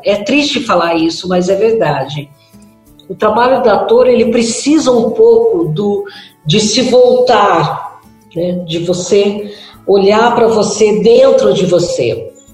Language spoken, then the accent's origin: Portuguese; Minas Gerais, Brazil; quando eu era criança, né, em Minas Gerais